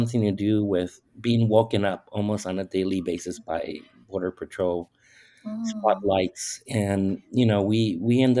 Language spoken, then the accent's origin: English; San Diego, California, United States; also born or lived in Tijuana, Mexico; now in Tucson, United States; I moved one block from Tijuana to San Diego, specifically San Isidro, when I was about 5 years old.